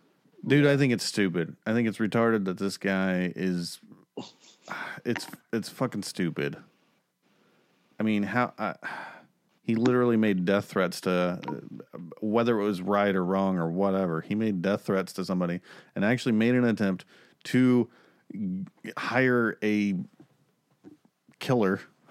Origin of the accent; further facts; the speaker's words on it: Oklahoma, United States; I'm from Oklahoma